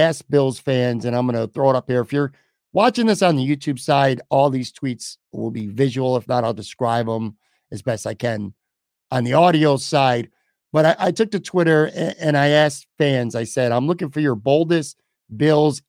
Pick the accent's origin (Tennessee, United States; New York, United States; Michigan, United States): New York, United States; Buffalo; my hometown